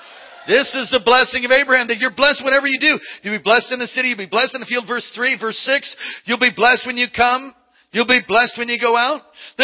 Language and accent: English; San Jose, California, United States; I'm from San Jose, and the last time I rode a bike, I was in Honolulu in Hawaii.